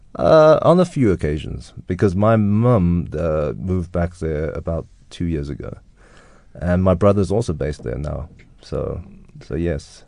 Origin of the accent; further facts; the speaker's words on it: South Africa; now in London, United Kingdom; growing up in South Africa and experiencing life here